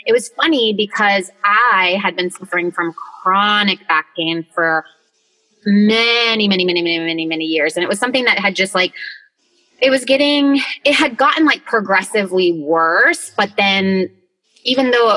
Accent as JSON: {"language": "English", "town": "Rochester", "region": "New York", "country": "United States", "tie": "born or raised there", "said": "I was born in Rochester, New York, which is like a little small town, like up in like BFE freaking New York."}